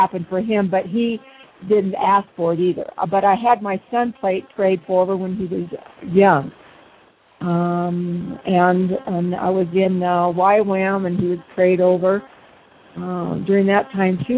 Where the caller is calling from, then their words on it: Colorado, United States; I'm calling from Colorado, the southern